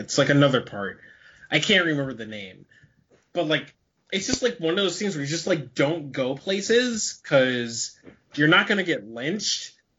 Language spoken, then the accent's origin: English; Dayton, Ohio, United States; growing up in Dayton